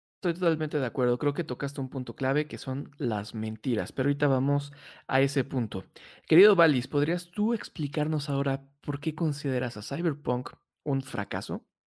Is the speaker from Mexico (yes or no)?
yes; Mexico City, Mexico; somos los chilangos